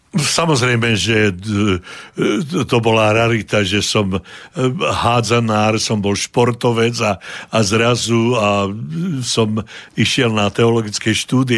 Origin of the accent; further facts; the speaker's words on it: Modra, Bratislava Region, Slovakia; moved away as an adult; now in Canada; v mojom rodisku, v modre